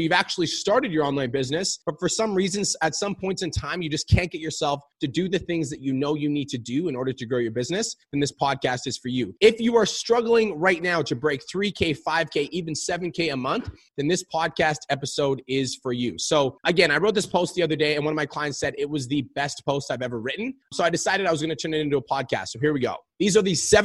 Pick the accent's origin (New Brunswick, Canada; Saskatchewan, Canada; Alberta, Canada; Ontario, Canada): Alberta, Canada; Calgary; I was born and raised in Calgary, Alberta.